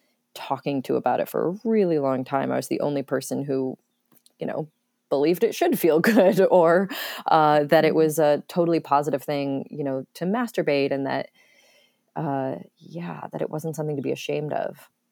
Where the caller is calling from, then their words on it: North Carolina, United States; North Carolina. I'm staying here with my family for a while.